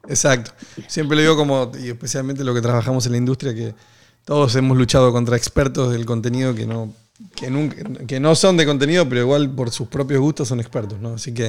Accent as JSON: {"language": "Spanish", "country": "Argentina", "said": "soy argentino"}